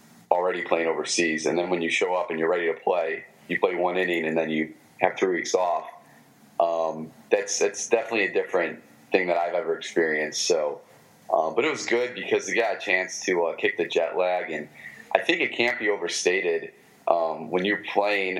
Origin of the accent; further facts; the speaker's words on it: Michigan, United States; accent: Michigan; my Michigan accent